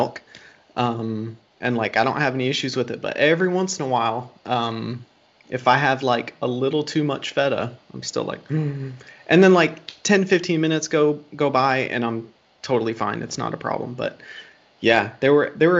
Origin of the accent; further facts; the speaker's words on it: Springfield, Dayton area, Ohio, United States; moved away; I'm originally from Ohio. I grew up around like the Springfield, Dayton area.